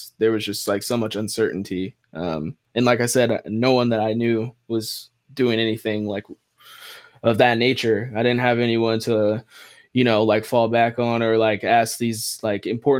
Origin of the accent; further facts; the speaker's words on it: Vancouver, Washington, United States; moved away as an adult; also born or lived in Los Angeles, California; Born and raised in Vancouver, Washington